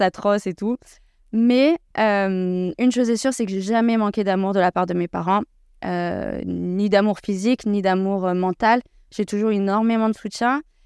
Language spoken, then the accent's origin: French; Versailles, Île-de-France, France; je suis née à Versailles